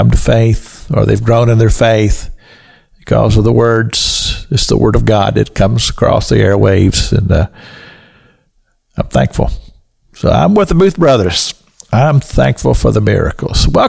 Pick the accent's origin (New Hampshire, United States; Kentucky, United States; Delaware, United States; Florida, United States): Kentucky, United States; We're from Kentucky